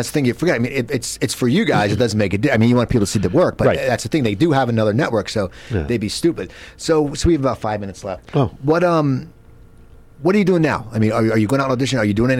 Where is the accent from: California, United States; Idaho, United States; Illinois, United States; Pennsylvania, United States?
Pennsylvania, United States; And I grew up near Philadelphia, which is, you know, and there wasn't like all these hipsters.